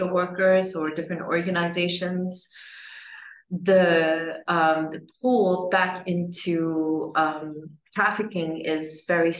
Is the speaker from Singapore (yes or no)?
yes; Singapore; I was born in Singapore